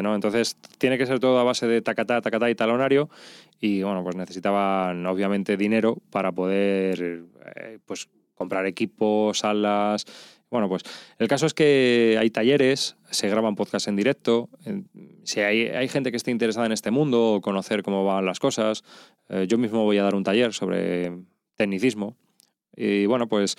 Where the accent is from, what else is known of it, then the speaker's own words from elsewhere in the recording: Madrid, Community of Madrid, Spain; yo soy de Madrid, los laísmos, tenemos muchos